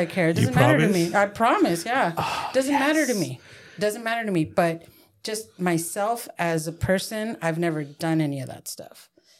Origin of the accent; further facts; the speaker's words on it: San Diego, California, United States; I was raised in Barrio Logan. Mm. Very rough neighborhood.